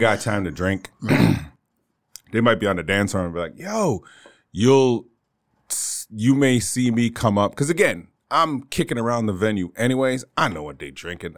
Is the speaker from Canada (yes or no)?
yes; Canada; moved away as an adult; also born or lived in Bermuda / Toronto; now in Northeastern Pennsylvania, United States; I'm originally Canadian